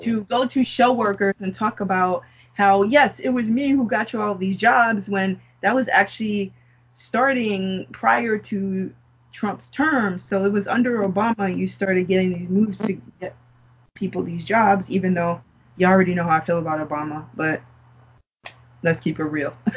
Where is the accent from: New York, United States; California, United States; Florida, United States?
New York, United States; growing up in New York